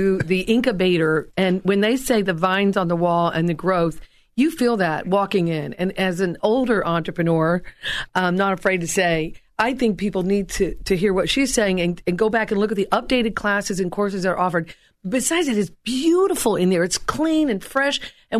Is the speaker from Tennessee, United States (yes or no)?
yes; Tennessee, United States; No, originally I'm from East Tennessee, and I try to hide the accent when I'm on air.